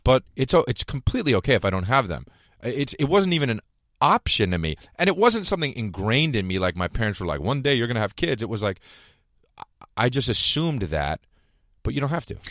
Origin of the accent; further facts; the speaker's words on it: New Jersey, United States; I'm from New Jersey